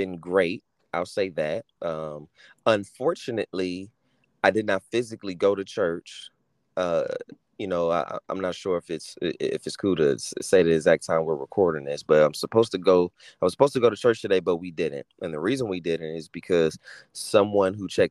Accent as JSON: {"language": "English", "town": "Los Angeles", "region": "California", "country": "United States", "tie": "born or raised there", "said": "born and raised in Southern California, Los Angeles, California, to be specific"}